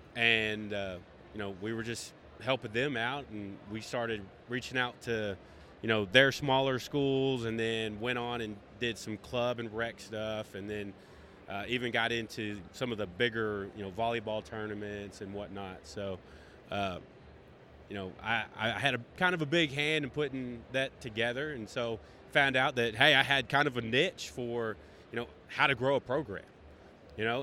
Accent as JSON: {"language": "English", "town": "Greenville", "region": "Texas", "country": "United States", "said": "I am from Greenville, Texas a small town outside of Dallas."}